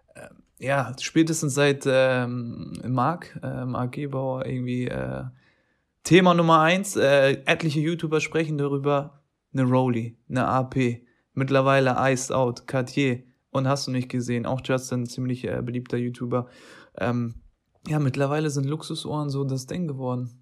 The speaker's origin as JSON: {"language": "German", "country": "Turkey", "said": "als Türke"}